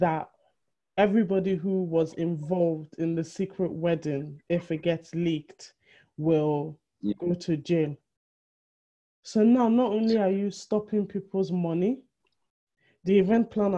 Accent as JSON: {"language": "English", "town": "Benin City", "region": "Edo", "country": "Nigeria", "said": "we're Benin. We are from Benin in Nigeria"}